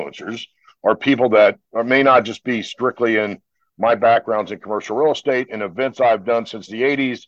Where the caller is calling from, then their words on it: Atlanta, Georgia, United States; We've got some good weather in Atlanta, and I'm enjoying that.